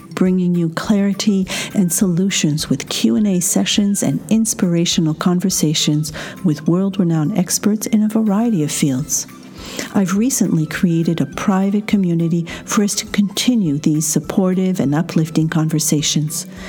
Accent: France; accent: French; my French accent

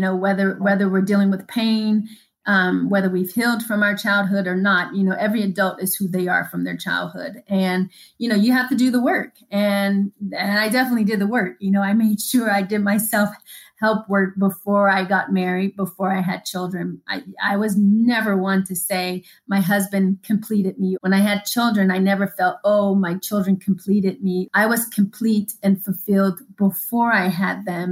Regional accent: Denver, Colorado, United States; I was raised in Denver

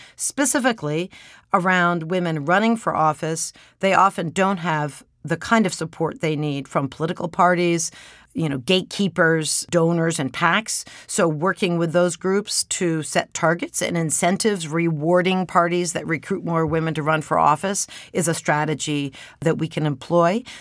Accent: Maryland, United States; my home state of Maryland

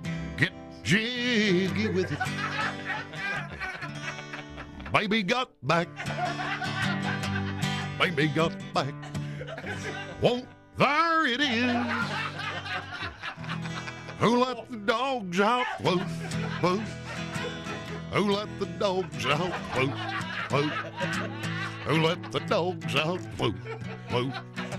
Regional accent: the South, United States; That's the beauty of being a Southerner. See, Southerner, that's the reason I never, ever do relationship humor, sex humor, stuff like that. Why, …? Because I'm a Southerner.

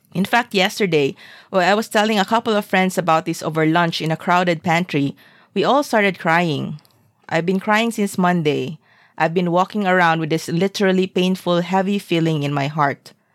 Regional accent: Zamboanga, Zamboanga Peninsula, Philippines; moved away as an adult; also born or lived in Singapore; my hometown was at war.

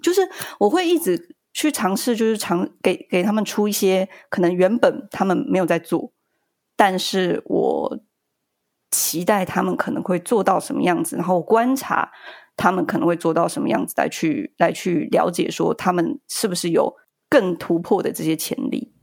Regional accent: Yilan, Yilan County, Taiwan; 三个小孩，在宜兰，那个时候我们是，我们是宜兰人

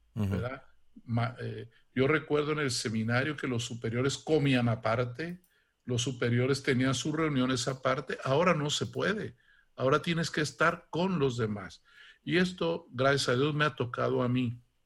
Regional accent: Santa Catarina, Guanajuato, Mexico; moved away as an adult; also born or lived in Italy; de niño, em, yo soy de un pueblecito de Guanajuato que se llama Santa Catarina

